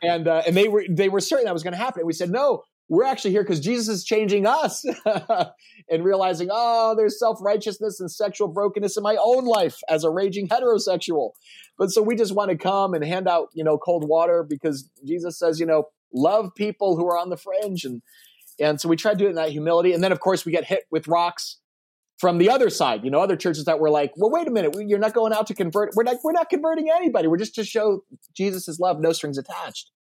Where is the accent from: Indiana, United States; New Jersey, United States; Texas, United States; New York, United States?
New Jersey, United States; moved away; I grew up in New Jersey